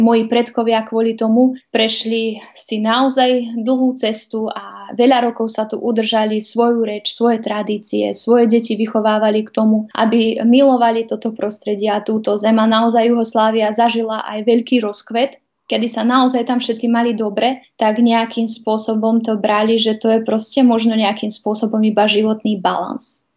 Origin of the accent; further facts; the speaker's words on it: Vojvodina, Serbia; moved away as an adult; now in Slovakia; Vojvodinu poznám, je to moje rodisko